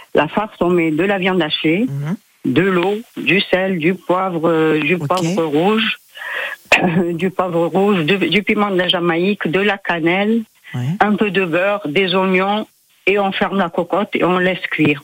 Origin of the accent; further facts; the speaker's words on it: Mostaganem, Mostaganem Province, Algeria; moved away; je suis de Mostaganem, on est juste à côté, on est à 80 km